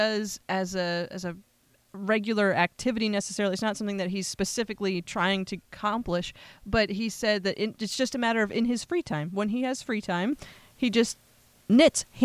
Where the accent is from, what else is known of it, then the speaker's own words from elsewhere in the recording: Pennsylvania, United States; I'm from Pennsylvania